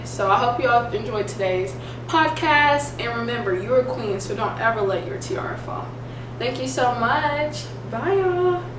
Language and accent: English; Kentucky, United States; I am from Kentucky